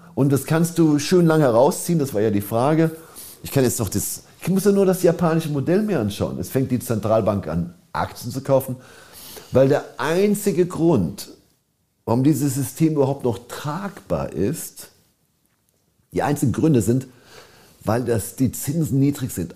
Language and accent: German; Germany; ich bin ein Deutscher